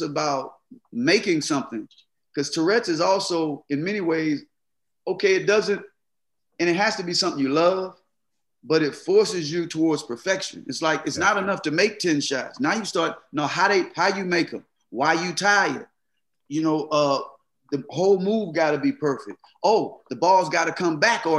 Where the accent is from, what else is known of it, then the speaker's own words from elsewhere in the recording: Mississippi, United States; growing up in Mississippi